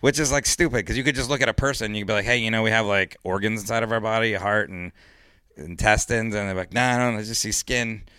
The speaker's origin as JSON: {"language": "English", "town": "Miami", "region": "Florida", "country": "United States", "tie": "born or raised there", "moved": "yes", "said": "I grew up in Miami, and I was living in Miami at the time"}